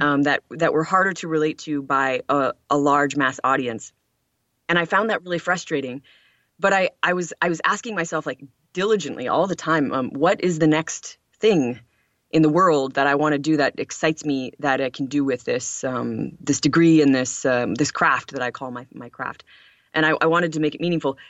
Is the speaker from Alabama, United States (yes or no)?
no; Lawrence, Michigan, United States; I grew up in the United States in a rural town in Upper Michigan called Lawrence